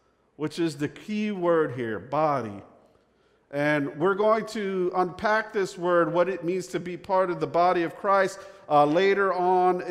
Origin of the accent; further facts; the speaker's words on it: Northeast, United States; now in the South, United States; I'm from the Northeast. I don't know if you could pick that up from my accent